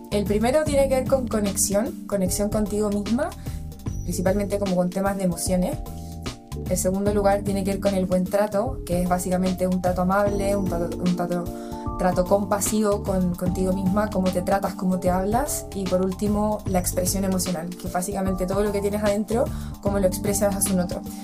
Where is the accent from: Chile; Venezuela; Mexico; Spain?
Chile; soy mujer chilena